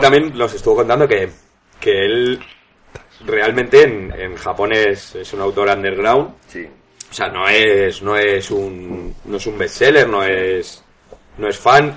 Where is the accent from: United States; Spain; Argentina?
Spain; siendo español